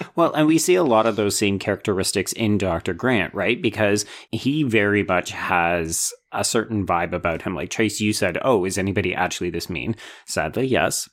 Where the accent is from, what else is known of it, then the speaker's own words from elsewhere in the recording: Canada; a Canadian genre enthusiast